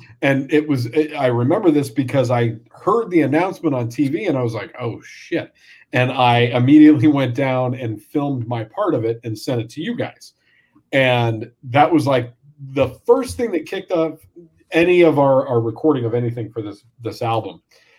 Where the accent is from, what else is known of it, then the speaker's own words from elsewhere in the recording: Yorkshire and the Humber, United Kingdom; Hi, I'm from Humberside.